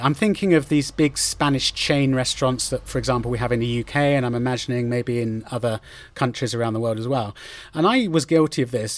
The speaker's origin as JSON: {"language": "English", "country": "United Kingdom", "moved": "yes", "lives_now": "Spain", "said": "being a Brit"}